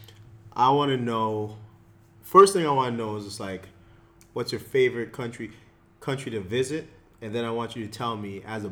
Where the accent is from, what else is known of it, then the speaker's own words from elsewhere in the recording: Jamaica; also born or lived in Canada; now in Abu Dhabi, United Arab Emirates; I'm from Jamaica